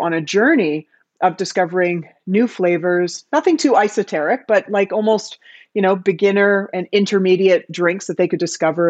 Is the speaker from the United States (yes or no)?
no; Canada; moved away as an adult; now in Amsterdam, Netherlands; I am Canadian, if you can't hear it in my voice. I live in Amsterdam, but I'm definitely Canadian